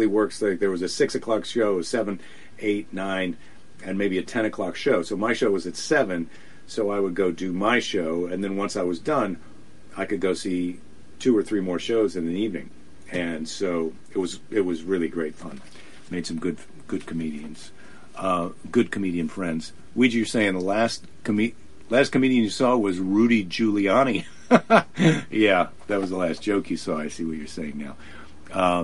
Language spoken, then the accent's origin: English; United States; as an American